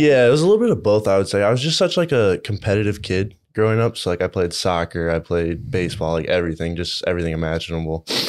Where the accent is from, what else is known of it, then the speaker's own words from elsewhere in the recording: Iowa City, Iowa, United States; I grew up in Iowa City, went to uh, City High